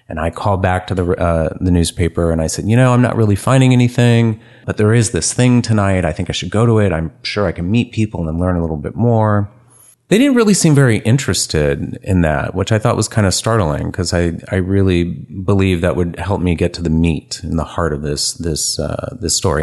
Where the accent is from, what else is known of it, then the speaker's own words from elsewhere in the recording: San Francisco, California, United States; moved away as an adult; also born or lived in Memphis / Albuquerque; born and raised in San Francisco